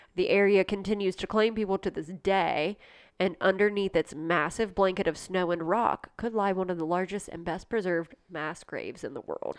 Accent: Ohio, United States; I'm from Ohio

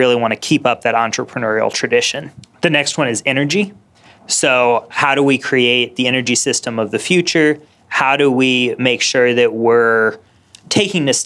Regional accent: Indiana, United States; I was from Indiana

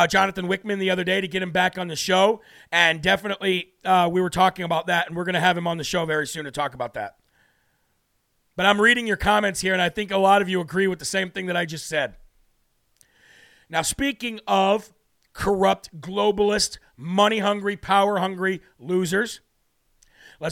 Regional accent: United States; as an American who loves my country so very much

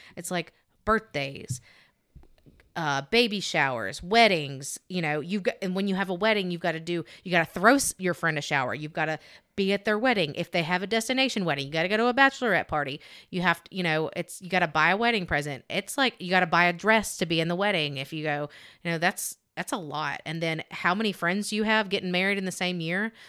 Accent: Alabama, United States; I'm thick and I'm from Alabama. This is what we

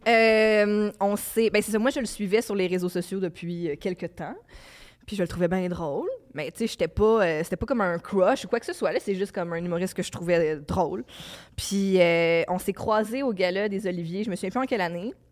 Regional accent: Laval, Quebec, Canada; je viens de Laval. Je suis née en 1987 à Laval

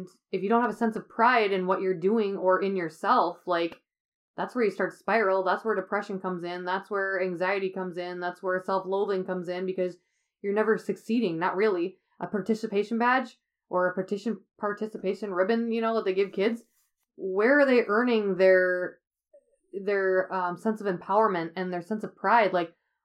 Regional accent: United States; we live in the United States. We are the American people

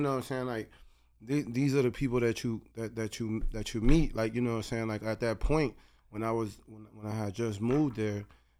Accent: Cleveland, Ohio, United States; English is a second language; moved away as an adult; also born or lived in Puerto Rico / Florida; now in California, United States; I was born in Puerto Rico. I grew up in Cleveland. I lived in Florida for a bit, and then I lived in California for a little bit as well. But Cleveland has always been home. My family's there

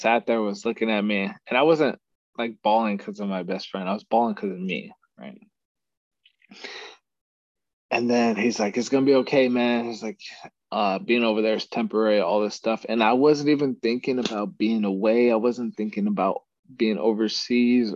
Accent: Texas, United States; moved away as an adult; back in Texas, my hometown

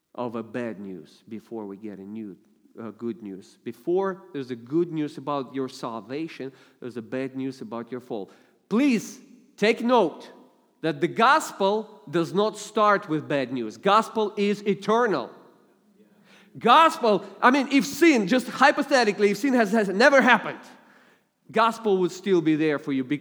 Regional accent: Russia; accent: heavy Russian; English is a second language; I only use my heavy Russian accent in dangerous situations

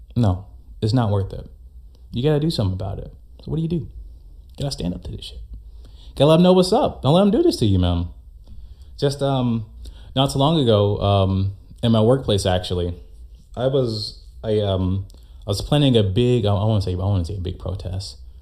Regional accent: United States; as an American

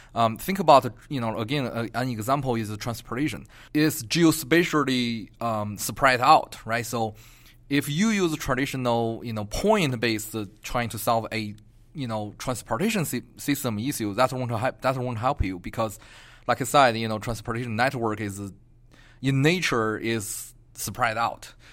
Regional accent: Beijing, China; moved away as an adult; also born or lived in Atlanta, Georgia; now in Albuquerque, United States; Originally, I'm from Beijing

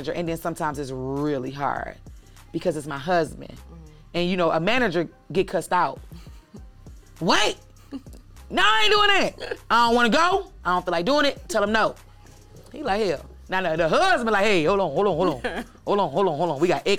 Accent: Midwest, United States; also born or lived in New York; now in Atlanta, United States; I'm from the Midwest, but I could have easily been born in the South

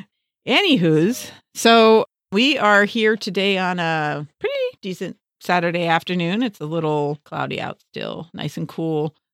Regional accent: Los Angeles, California, United States; we both, uh, were raised in West Los Angeles

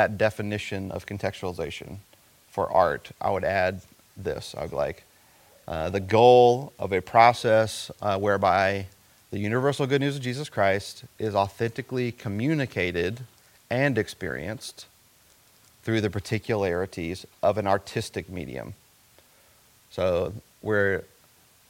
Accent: coastal South Carolina, United States; I grew up in coastal South Carolina

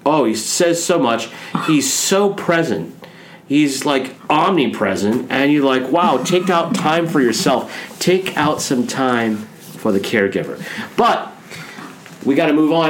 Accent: Nebraska, United States; I come from Nebraska

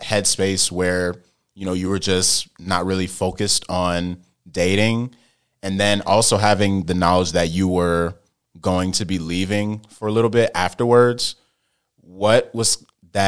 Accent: Indian Trail, North Carolina, United States; That's, like, my hometown since birth

